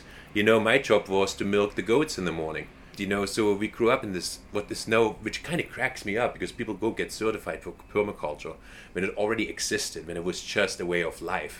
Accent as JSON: {"language": "English", "town": "Weimar", "region": "Thuringia", "country": "Germany", "tie": "born or raised there", "also_born_or_lived": "Ashland, Oregon", "moved": "yes", "said": "I was born in East Germany, just a couple of hours south of Berlin, in Weimar. Known for Goethe, Schiller, Liszt, Bauhaus, you know, all kinds of references to that town. Weimar is a very famous town, very intellectual."}